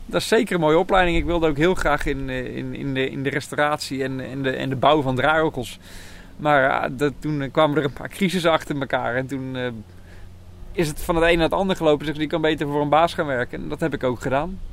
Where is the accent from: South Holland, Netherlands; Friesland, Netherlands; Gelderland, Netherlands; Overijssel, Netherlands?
South Holland, Netherlands; Nieuwkoop; ik kom uit Nieuwkoop.